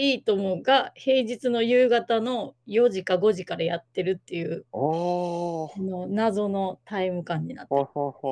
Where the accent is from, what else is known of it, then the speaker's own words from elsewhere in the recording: Kochi, Japan; 高知県出身